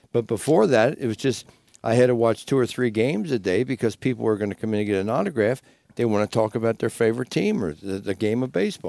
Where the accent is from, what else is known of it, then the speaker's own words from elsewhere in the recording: Cincinnati, Ohio, United States; also born or lived in Sherman Oaks, Los Angeles / Boca Raton, Florida; now in Las Vegas, United States; I'm from Cincinnati